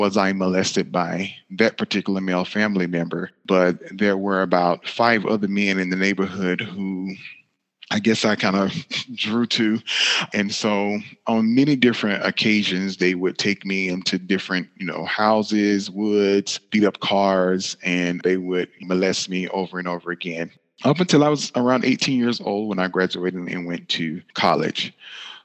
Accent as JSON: {"language": "English", "town": "Griffin", "region": "Georgia", "country": "United States", "tie": "born or raised there", "moved": "yes", "lives_now": "Indianapolis, United States", "said": "I live in Indianapolis, Indiana, but I was born and raised in Griffin, Georgia."}